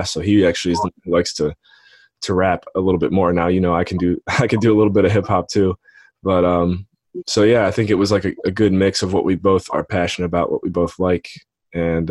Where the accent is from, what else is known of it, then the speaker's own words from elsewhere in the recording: Painesville, Ohio, United States; I grew up on Lake Erie, Painesville, Ohio